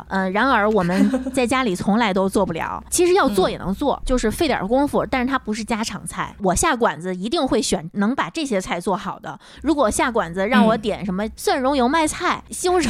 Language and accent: Chinese; Tianjin, China; 所以你要说我是天津人嘛，没问题啊，籍贯是天津，但是我们又不会说天津话，我们从小出娘胎就是普通话一级甲等